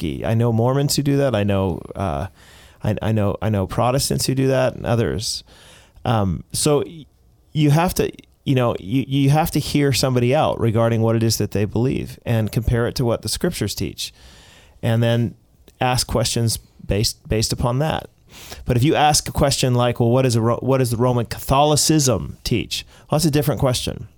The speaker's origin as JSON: {"language": "English", "country": "United States", "said": "I am an American"}